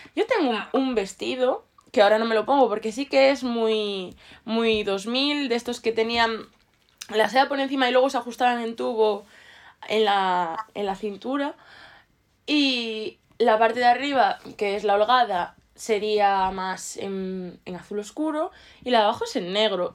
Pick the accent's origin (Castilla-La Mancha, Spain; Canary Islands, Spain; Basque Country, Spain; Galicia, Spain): Galicia, Spain; Ourense; de donde yo soy, que es Orense, hace mucho frío